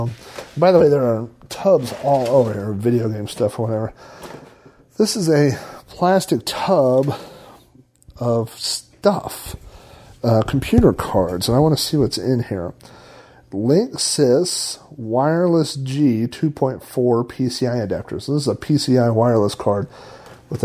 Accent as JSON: {"language": "English", "region": "Oklahoma", "country": "United States", "said": "I'm from Oklahoma"}